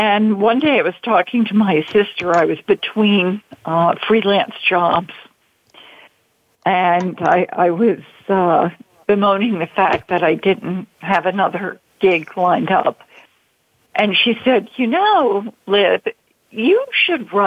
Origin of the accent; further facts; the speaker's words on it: Baltimore, Maryland, United States; I'm from Baltimore originally